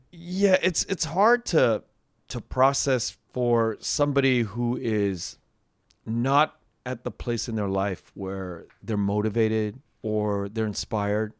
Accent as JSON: {"language": "English", "country": "United States", "tie": "born or raised there", "said": "for a guy like me pushing fifty, growing up in Uni-, United States"}